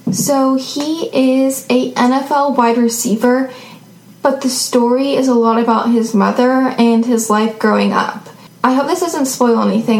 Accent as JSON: {"language": "English", "town": "Seattle", "region": "Washington", "country": "United States"}